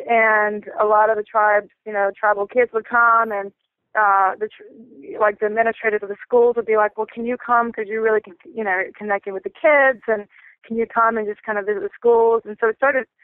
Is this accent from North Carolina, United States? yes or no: yes; North Carolina, United States; I'm from the Lumbee and Tuscarora tribe from North Carolina in the States